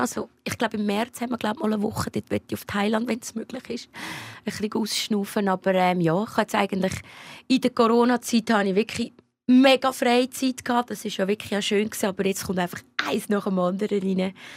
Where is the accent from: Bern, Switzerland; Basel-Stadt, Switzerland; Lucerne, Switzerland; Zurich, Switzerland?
Lucerne, Switzerland; Luzern, wo ich aufgewachsen bin